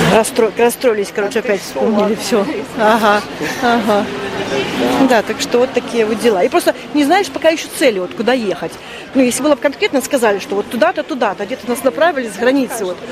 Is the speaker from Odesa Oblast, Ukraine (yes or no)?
no; Mariupol, Donetsk Oblast, Ukraine; moved away as an adult; И семья мы из Мариуполя